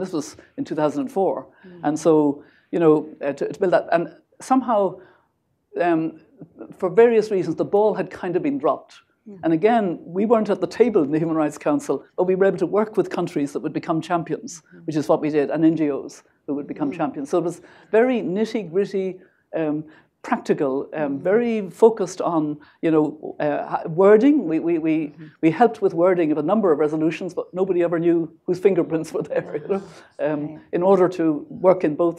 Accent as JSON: {"language": "English", "country": "Ireland", "said": "I mean, you know me as an Irish mm-hmm. grandmother."}